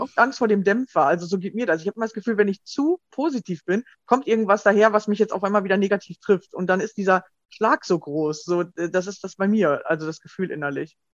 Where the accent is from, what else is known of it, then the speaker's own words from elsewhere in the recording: Germany; bei uns in Deutschland